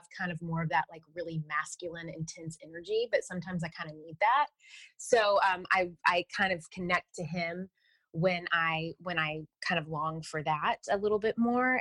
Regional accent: the South, United States; I'm from the South, so I was raised Southern Baptist

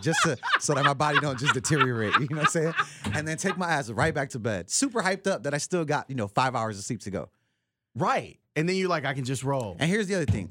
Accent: Chicago, Illinois, United States; my upbringing as a Chicagoan in the city

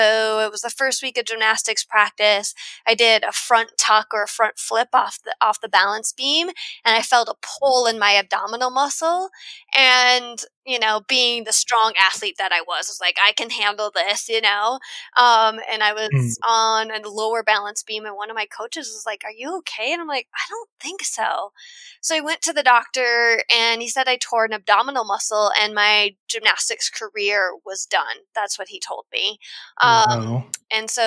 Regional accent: South Dakota, United States; I grew up in South Dakota, which is a landlocked state

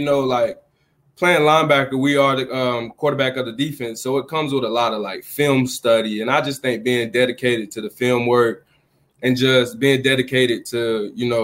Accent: Georgia, United States; growing up in Georgia, my family and everybody just loved Georgia

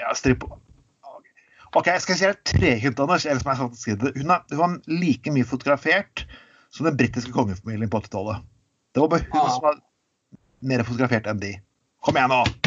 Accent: Telemark, Norway; kommer jeg fra Telemark

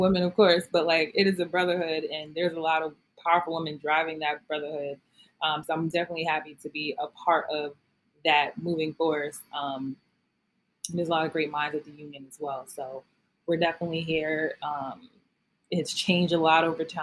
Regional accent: New York City, New York, United States; moved away; I am a girl from Brooklyn, New York. Born and raised.

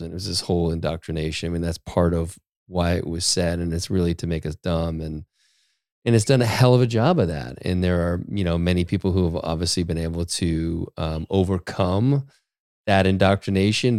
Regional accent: Maine, United States; I grew up in Maine

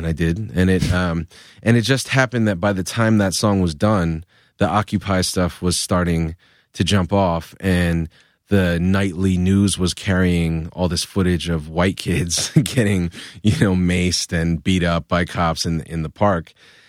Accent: Providence, Rhode Island, United States; I felt like my rap music is aggressive, bombastic shit because I'm from Providence.

